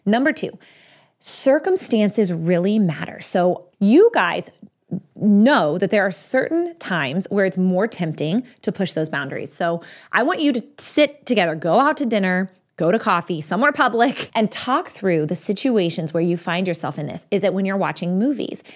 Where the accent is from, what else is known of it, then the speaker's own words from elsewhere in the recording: Texas, United States; now in Pennsylvania, United States; I'm from Texas. Right now I live in Pennsylvania, but I'm from Texas